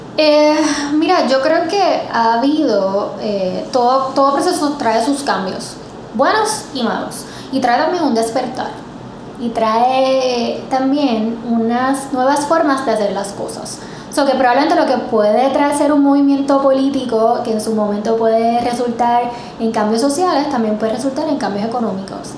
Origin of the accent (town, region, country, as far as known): Puerto Rico